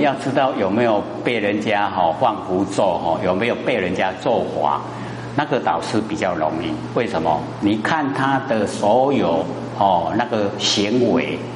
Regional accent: Taiwan; 我们台湾话

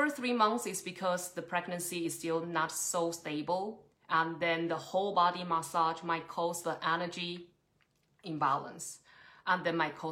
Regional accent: Taiwan; now in Trondheim, Norway; Originally, I'm from Taiwan, but I've been running my Ayurvedic clinic in Trondheim for almost 5 or 6 years

